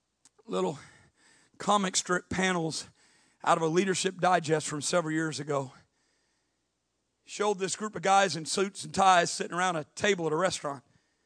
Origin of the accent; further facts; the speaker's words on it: Midwest, United States; I grew up in the Midwest. And then we didn't have all the pine trees like you've got down here, but we had big hardwood forests